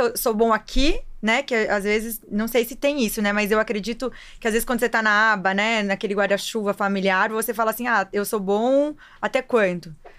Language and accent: Portuguese; Brazil; Quando eu era criança, lá em Marechal